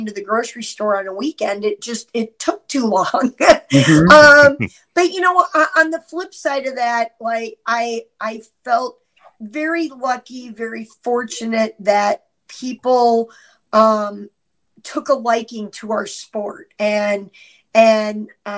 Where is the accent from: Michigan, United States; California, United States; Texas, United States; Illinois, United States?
Illinois, United States; Champaign; moved away as an adult; also born or lived in Cornwall, New York; now in Wisconsin, United States; grew up all the way through my high school years in Champaign, Illinois.